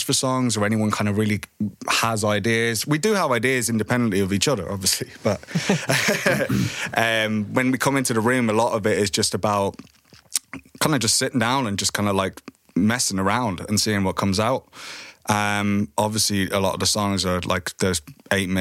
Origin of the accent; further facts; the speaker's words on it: Ireland; bands that we grew up with in Ireland